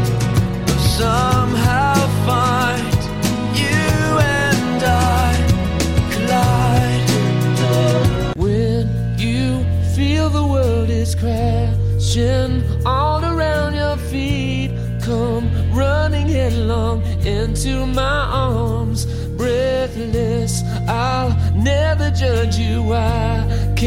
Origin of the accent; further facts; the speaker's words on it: Cleveland, Ohio, United States; moved away; I grew up just outside of Cleveland, Ohio, west side of Cleveland